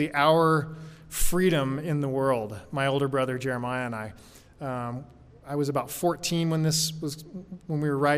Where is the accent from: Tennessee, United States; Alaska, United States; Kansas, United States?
Alaska, United States; also born or lived in Oklahoma / Juneau, Alaska / Fairbanks, Alaska; I grew up in Alaska in the 80s. Actually, I was born in Oklahoma. When I was 8, we moved to Juneau, Alaska.